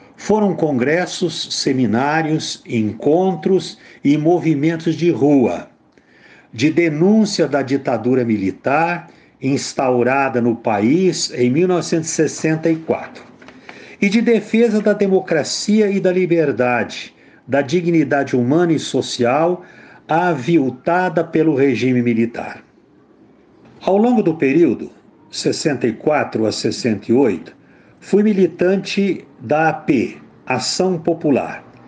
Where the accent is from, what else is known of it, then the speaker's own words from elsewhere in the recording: Martinópolis, São Paulo, Brazil; moved away as an adult; also born or lived in Vitória, Espírito Santo; Sou de Martinópolis, São Paulo. Concluído o ensino médio, fui para Vitória, Espírito Santo